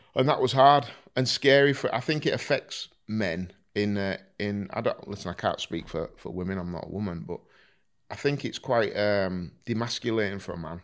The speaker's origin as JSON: {"language": "English", "town": "Driffield", "region": "Yorkshire and the Humber", "country": "United Kingdom", "tie": "born or raised there", "said": "I was raised in Driffield"}